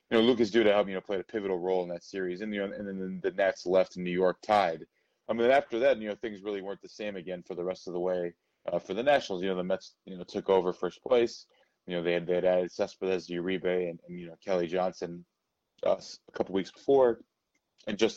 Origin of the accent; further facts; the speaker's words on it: Venezuela; I lived overseas you know, growing up, I grew up in Latin America as well, and other places like Venezuela, uh, where, where baseball is huge as well.